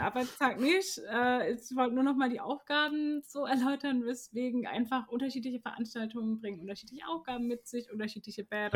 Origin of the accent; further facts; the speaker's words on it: Karlsruhe, Baden-Württemberg, Germany; ich bin auch Karlsruherin durch und durch, äh, aufgewachsen in Karlsruhe, in Karlsruhe studiert